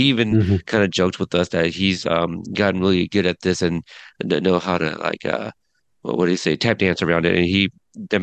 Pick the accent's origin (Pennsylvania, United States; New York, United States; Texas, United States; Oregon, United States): Oregon, United States; Portland; my hometown, Portland, Oregon.